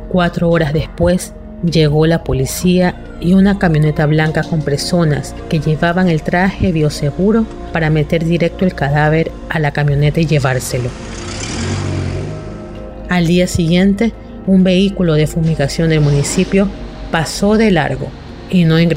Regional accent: Guayaquil, Guayas, Ecuador; soy de Guayaquil, Ecuador.

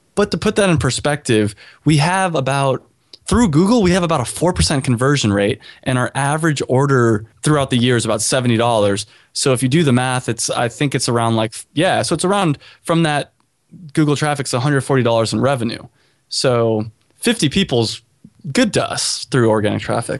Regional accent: California, United States; also born or lived in Chicago; now in Miami, United States; I'm from California

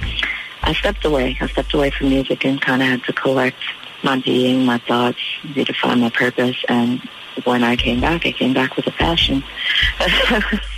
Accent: New York City, New York, United States; moved away as an adult; also born or lived in Durham, North Carolina; growing up in New York City

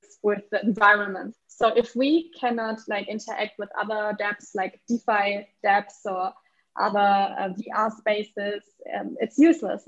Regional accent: Germany; accent: German; English is a second language; now in Lisbon, Portugal; I'm German, so sometimes like my accent is not

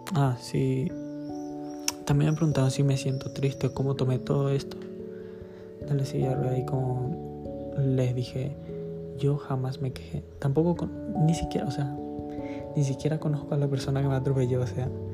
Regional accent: Paraguay; now in Spain; Soy de Paraguay. Pero actualmente estoy viviendo en España.

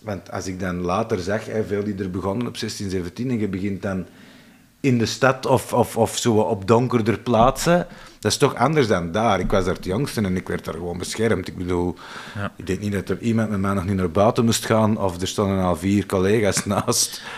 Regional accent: Kempen, Flanders, Belgium; bij ons in de Kempen

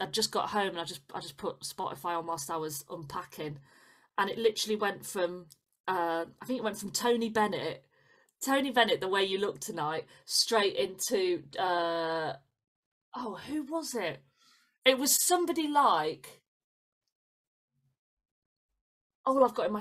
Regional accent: Leeds, Yorkshire and the Humber, United Kingdom; Leeds City Varieties, which is like my hometown one. Yeah. That's where I used to go and watch the pantomime every Christmas.

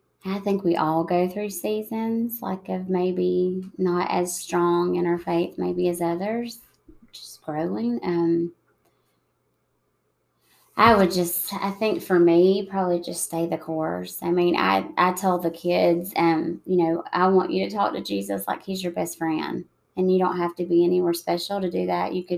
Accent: United States; my hometown is about 4 hours south of Atlanta

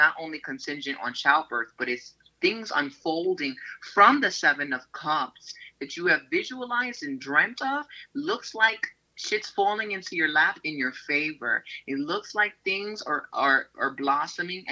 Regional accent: New York City, New York, United States; born or raised there

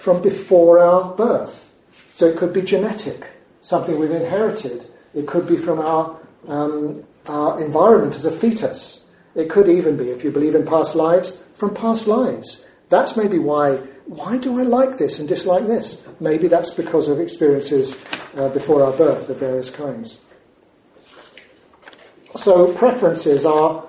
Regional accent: United Kingdom; we're notoriously British people travelling to Spain or living in Spain

